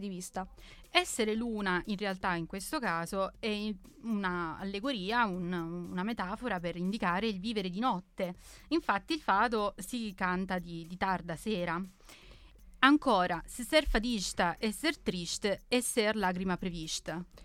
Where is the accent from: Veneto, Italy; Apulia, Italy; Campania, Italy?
Campania, Italy; Naples; nella mia terra Napoli